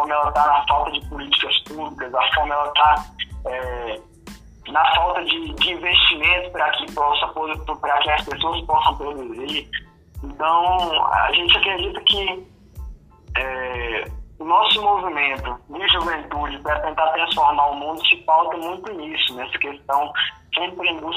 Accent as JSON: {"language": "Portuguese", "country": "Brazil"}